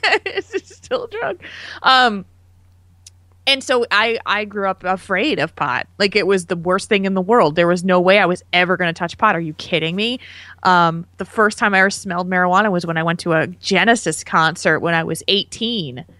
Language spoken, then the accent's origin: English; New Jersey, United States; now in Madison, Wisconsin, United States; New Jersey, which is my home state